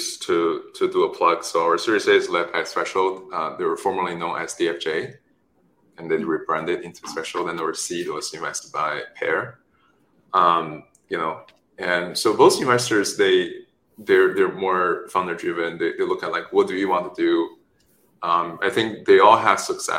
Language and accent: English; China; moved away; also born or lived in Stanford; I was born in China, raised there